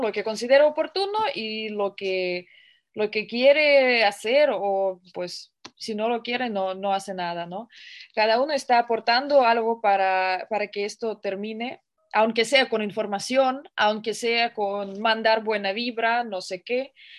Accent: Russia; soy rusa

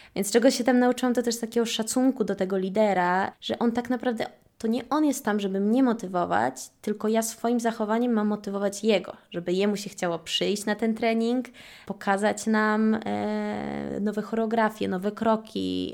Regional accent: Warsaw, Masovian Voivodeship, Poland; moved away as an adult; also born or lived in Milan, Italy; Ja generalnie urodziłam się tutaj w Warszawie um, i około 4 lat temu przeprowadziłam się do Włoch

